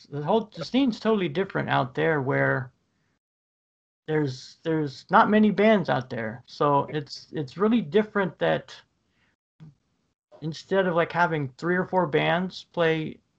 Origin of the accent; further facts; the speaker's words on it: Ohio, United States; I grew up pretty much in Ohio.